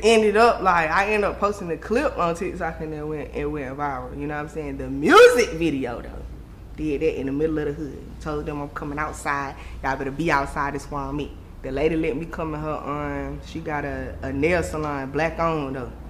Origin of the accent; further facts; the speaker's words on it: Raleigh, North Carolina, United States; I'm from Raleigh, North Carolina